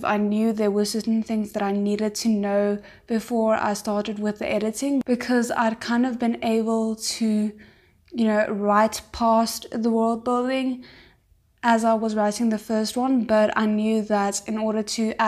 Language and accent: English; South Africa; I'm 23 years old and I'm from South Africa.